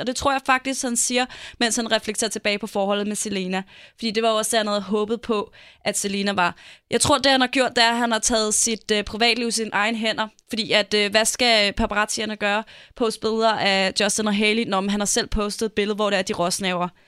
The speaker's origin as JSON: {"language": "Danish", "country": "Denmark", "said": "Vi er danskere"}